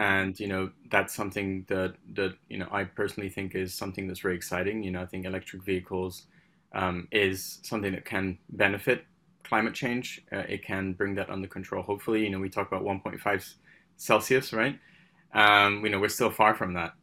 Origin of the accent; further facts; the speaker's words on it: Paris, Île-de-France, France; moved away; also born or lived in United Kingdom; I'm originally from the U K. I, I, I grew up in France, which is maybe an oxymoron. Um, I, uh, I, so I called Paris my home.